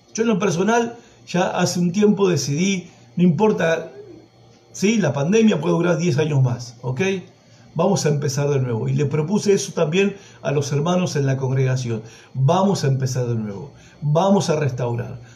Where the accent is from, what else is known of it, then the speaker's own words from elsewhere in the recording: Villa Madero, Buenos Aires Province, Argentina; allá en mi barrio de donde soy, en Villa Madero, provincia de Buenos Aires